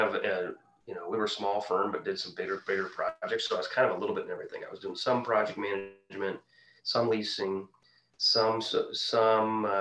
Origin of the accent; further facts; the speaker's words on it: Quincy, Illinois, United States; my hometown of Quincy, Illinois